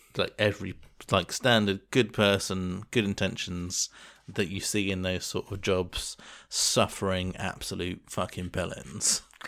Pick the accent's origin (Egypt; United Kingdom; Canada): United Kingdom; England; moved away; such a thing that's ingrained in your brain as an English person